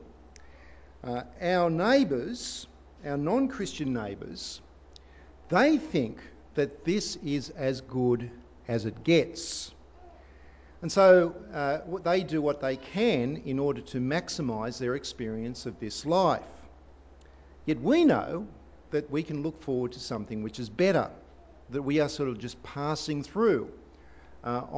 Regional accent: Australia; we are Australians

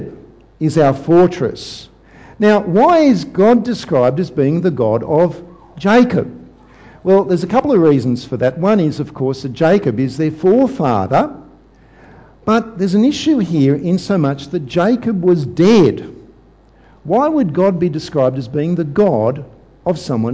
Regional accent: Sydney, New South Wales, Australia; my hometown, Sydney

